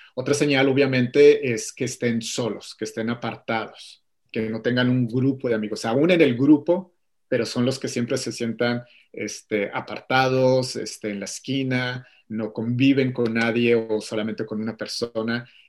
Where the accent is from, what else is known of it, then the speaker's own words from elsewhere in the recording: Mexico; moved away as an adult; now in Atlanta, United States; yo soy de México, originario de, de, de, México, toda mi vida viví ahí hasta hace cuatro años que eh, me mudé con mi familia a Atlanta, Georgia, en Estados Unidos